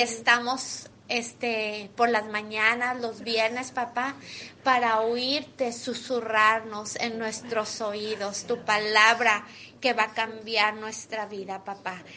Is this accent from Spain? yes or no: no; Mexico; now in United States; Soy mexicana